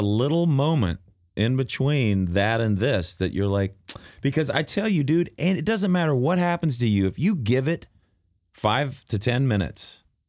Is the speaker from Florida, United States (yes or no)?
no; Dallas, Texas, United States; where I grew up in Dallas